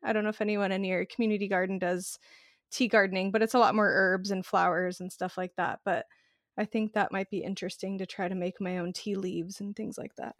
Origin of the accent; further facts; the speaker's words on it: Arizona, United States; moved away; I grew up in the desert. I'm from Arizona originally